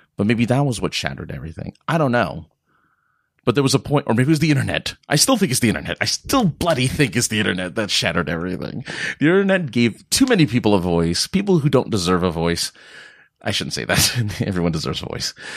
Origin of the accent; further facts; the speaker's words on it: California, United States; being a Californian